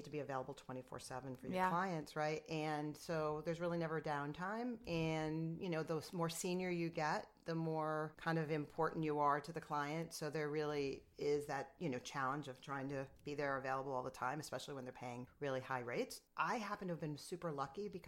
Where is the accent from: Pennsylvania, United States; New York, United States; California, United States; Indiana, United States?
New York, United States; Rochester; also born or lived in Wellesley, Massachusetts / Buffalo, New York / Nassau County, New York; I'm from upstate. I'm from Rochester